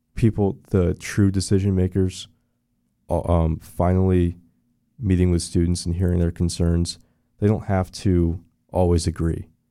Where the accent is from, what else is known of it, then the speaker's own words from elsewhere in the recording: Orlando area, Florida, United States; also born or lived in Daytona, Florida / DeLand, Florida; I went to, uh, Cheney Elementary in the old Cheney area. So I grew up around here. Uh, we moved right before the recession to Daytona.